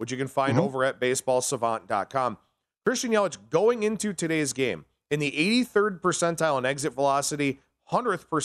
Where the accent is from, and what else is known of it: Cleveland, Ohio, United States; born or raised there